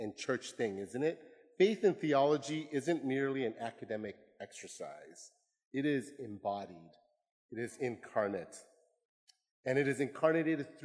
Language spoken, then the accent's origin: English; Chilliwack, British Columbia, Canada; also born or lived in Vietnam / Hong Kong; now in Seattle, United States; We landed in Chilliwack, British Columbia in Canada. This is part of the Fraser Valley near Vancouver. I grew up in Canada